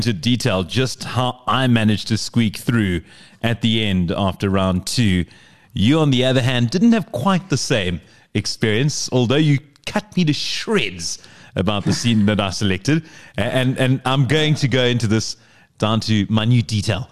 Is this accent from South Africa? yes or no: yes; Port Elizabeth, Eastern Cape, South Africa; went to my hometown, Port Elizabeth